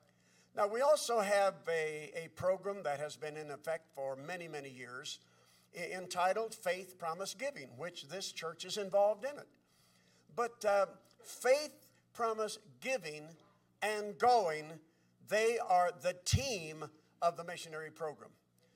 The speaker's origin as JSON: {"language": "English", "town": "Crooksville", "region": "Ohio", "country": "United States", "tie": "born or raised there", "moved": "as an adult", "lives_now": "Bridgeton, United States", "said": "Now, I grew up in Crooksville, Ohio, and we now live in Bridgeton or St. Louis."}